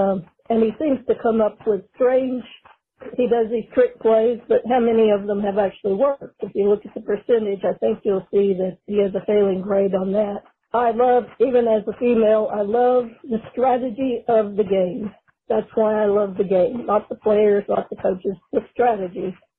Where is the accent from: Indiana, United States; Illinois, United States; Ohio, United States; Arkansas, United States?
Arkansas, United States; moved away as an adult; now in Kansas, United States; all the way from Kansas. I got relocated here, but I've been a lifelong Razorback fan, born and raised in Arkansas.